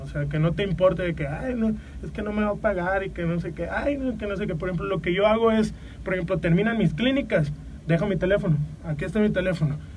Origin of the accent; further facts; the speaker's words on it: Mexico; nosotros como mexicanos